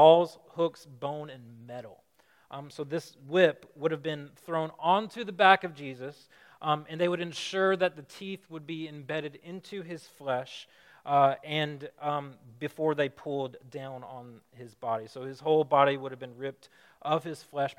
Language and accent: English; Alabama, United States; moved away as an adult; now in Chicago, United States; I'm from Alabama